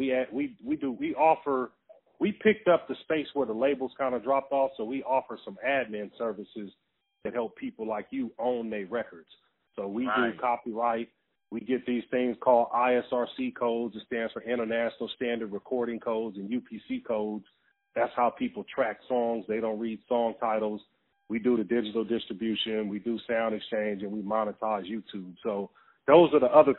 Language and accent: English; Carson, California, United States; I'm from Carson, right next to Long Beach. Yeah, Carson